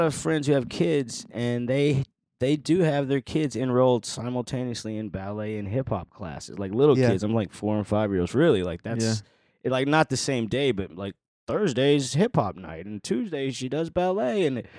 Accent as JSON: {"language": "English", "region": "Iowa", "country": "United States", "tie": "born or raised there", "also_born_or_lived": "Chicago / Des Moines / Burlington", "said": "So I was born in Chicago, but moved to, every couple of years we'd move to a new church. My dad would get assigned a new church. So I lived in Iowa, Des Moines, Burlington"}